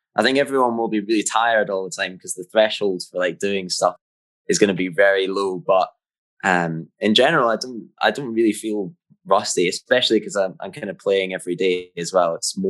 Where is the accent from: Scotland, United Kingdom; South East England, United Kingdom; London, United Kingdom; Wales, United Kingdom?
Scotland, United Kingdom; Jamestown; Yeah, that's right. Way up north.